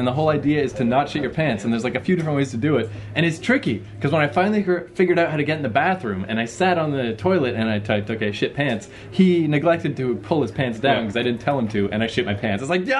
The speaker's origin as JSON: {"language": "English", "town": "Fredericton", "region": "New Brunswick", "country": "Canada", "tie": "born or raised there", "said": "The neighborhood I grew up in Fredericton, there's only one strip club in my hometown, and it's a block and a half from my house."}